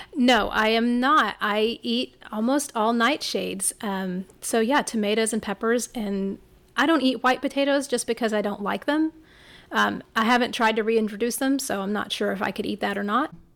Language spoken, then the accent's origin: English; Rockport, Texas, United States; Hurricane Harvey hit my hometown in Rockport, where I live.